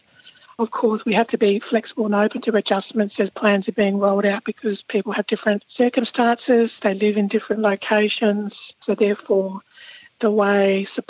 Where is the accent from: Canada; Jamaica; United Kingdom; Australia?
Australia; South Australia; When I was growing up in South Australia